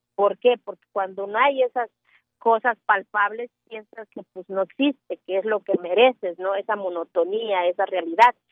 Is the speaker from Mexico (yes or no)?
yes; Mexico; soy mexicana